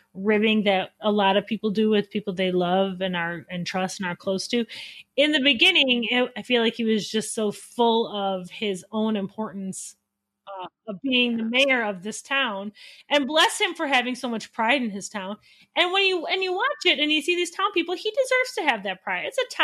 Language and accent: English; Wisconsin, United States; I am from Wisconsin.